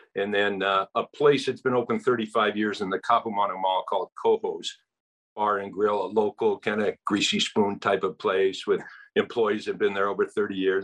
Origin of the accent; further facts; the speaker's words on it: California, United States; moved away as an adult; now in Hawaii, United States; I was born and raised in California, went to UCLA